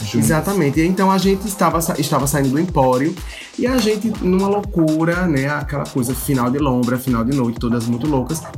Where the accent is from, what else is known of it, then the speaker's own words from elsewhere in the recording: João Pessoa, Paraíba, Brazil; sou jornalista, sou de João pessoa, Paraíba